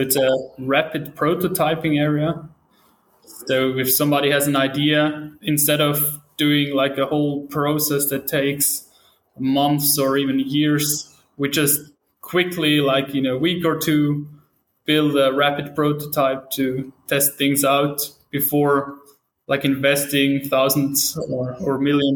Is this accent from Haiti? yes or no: no; St. Gallen, Switzerland; I'm from Switzerland, St. Gallen in to be specific.